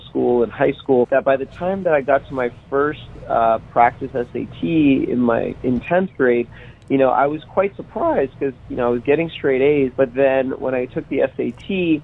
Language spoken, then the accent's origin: English; Las Vegas, Nevada, United States; I grew up on Fremont Street in the middle of Vegas